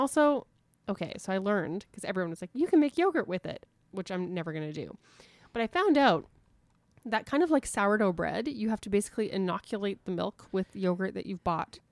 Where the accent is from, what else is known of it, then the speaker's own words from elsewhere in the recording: Winnipeg, Manitoba, Canada; my hometown